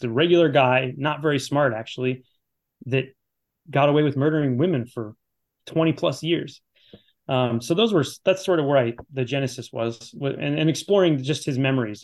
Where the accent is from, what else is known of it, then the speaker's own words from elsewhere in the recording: Chicago, Illinois, United States; Challengers is always great, always great. It's my hometown